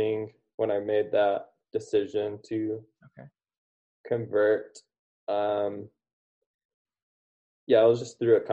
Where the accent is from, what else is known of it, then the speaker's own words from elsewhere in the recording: United States; growing up in the United States and in the West